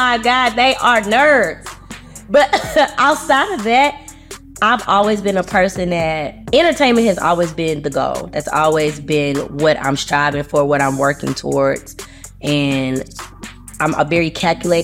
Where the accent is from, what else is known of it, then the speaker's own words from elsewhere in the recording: Houston, Texas, United States; moved away as an adult; also born or lived in Chicago, Illinois; now in Los Angeles, United States; I'm originally from Houston, Texas